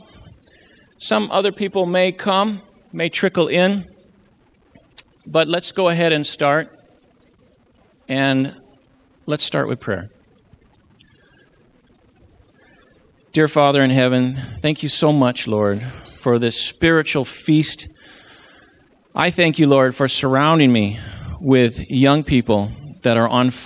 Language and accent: English; Maine, United States; also born or lived in Loma Linda, California; I'm from Maine